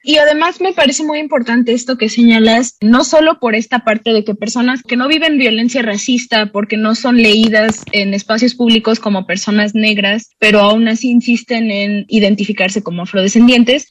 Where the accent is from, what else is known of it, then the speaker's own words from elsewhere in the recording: Xalapa, Veracruz, Mexico; moved away as an adult; also born or lived in Mexico City; yo que soy de Veracruz, no me enteré de la existencia de Yanga como un personaje tan importante de la historia hasta que me fui a estudiar a la UNAM, ¿no? Y eso pues se me hace terrible porque es además una comunidad que está dos horas de aquí de Jalapa, donde yo fui a la escuela